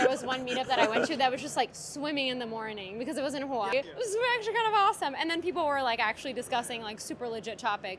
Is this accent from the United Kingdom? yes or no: no; Brazil; English is a second language; I'm Brazilian